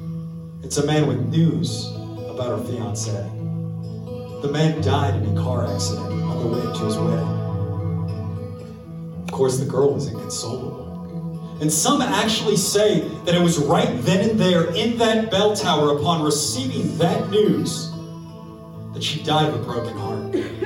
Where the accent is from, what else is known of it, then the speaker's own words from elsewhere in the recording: New Orleans, Louisiana, United States; We're from New Orleans.